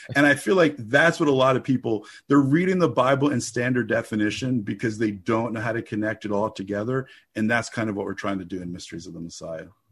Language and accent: English; New Jersey, United States; I grew up in the Holy Land, New Jersey